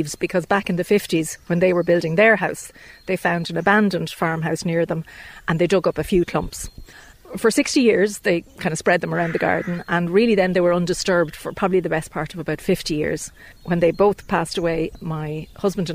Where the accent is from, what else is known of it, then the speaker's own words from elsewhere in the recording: Ireland; I'm from Dunchocklan originally